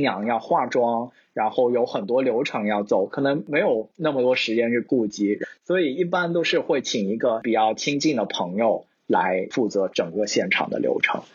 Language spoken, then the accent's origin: Chinese; China; moved away as an adult; also born or lived in Shanghai; now in Seattle, United States; 其实我们就是从，呃，从中国来的朋友们，大家还有蛮多资源可以从国内 撸的